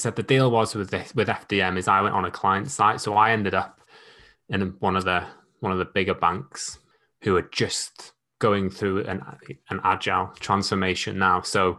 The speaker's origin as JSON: {"language": "English", "region": "Wales", "country": "United Kingdom", "tie": "born or raised there", "said": "So I grew up in North Wales, get called a Scouser or a Manc at least once a week. I joined the Navy at 17."}